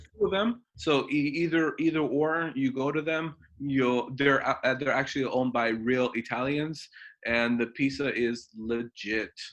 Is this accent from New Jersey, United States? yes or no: yes; New Jersey, United States; moved away as an adult; also born or lived in Dover, New Jersey; now in Oregon, United States; now I live in, uh, in, in Oregon, but I've been in New Jersey for many, many, many years